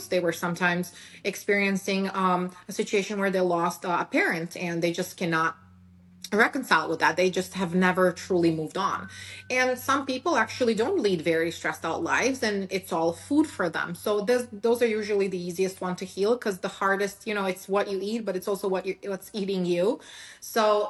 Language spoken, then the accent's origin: English; Serbia; English is a second language; moved away as an adult; now in United States; I was born and raised in Serbia